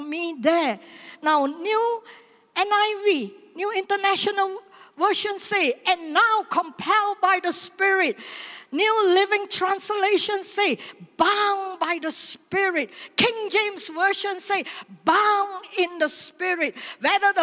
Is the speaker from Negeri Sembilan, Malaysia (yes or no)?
yes; Seremban, Negeri Sembilan, Malaysia; my hometown